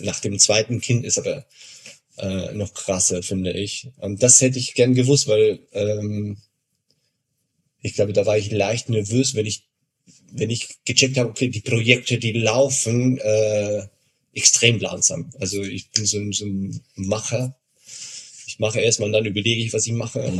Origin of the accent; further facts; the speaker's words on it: Argentina; now in Regensburg, Germany; ich komme aus Argentinien